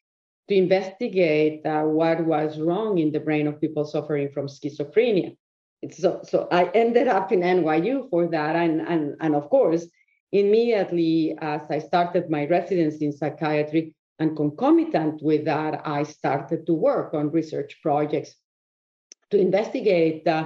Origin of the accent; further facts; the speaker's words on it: Mexico; moved away as an adult; I was born in Mexico. I went to medical school there